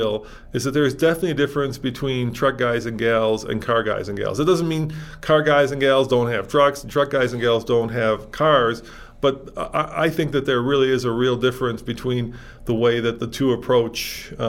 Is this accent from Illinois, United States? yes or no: yes; Chicago, Illinois, United States; now in Colorado, United States; I grew up in Chicago